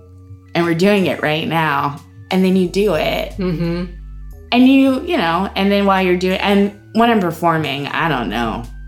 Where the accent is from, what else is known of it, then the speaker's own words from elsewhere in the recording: the South, United States; Mind you, my mom's in the audience, and I'm from the South